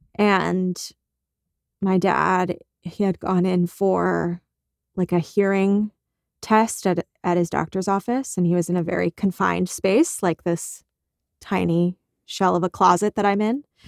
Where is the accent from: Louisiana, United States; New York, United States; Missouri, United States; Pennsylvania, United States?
Pennsylvania, United States; Malvern; also born or lived in New Jersey / Paoli, Pennsylvania; I grew up one town in the other direction